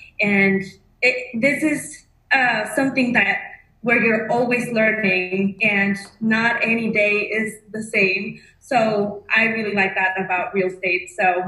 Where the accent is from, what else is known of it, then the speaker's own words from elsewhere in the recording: Mexico; first language Spanish; English is a second language; moved away as an adult; now in Dallas, United States; So I am from Mexico. I came to Dallas a little bit over 4 years ago.